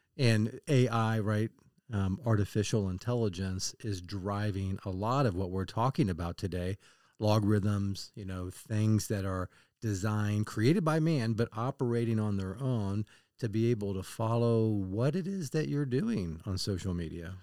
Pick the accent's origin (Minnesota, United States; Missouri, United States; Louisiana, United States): Missouri, United States; Kansas City; I grew up in Kansas City